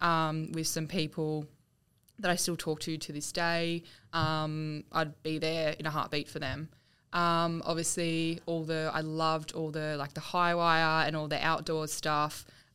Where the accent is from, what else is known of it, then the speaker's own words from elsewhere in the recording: Yarrawonga, Victoria, Australia; also born or lived in Albury-Wodonga / Wangaratta; Country Victoria.